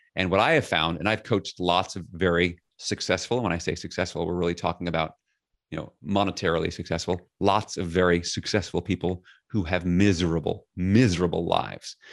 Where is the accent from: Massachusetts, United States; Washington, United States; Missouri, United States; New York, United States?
New York, United States; New York City; I grew up in Flushing, Queens, New York City.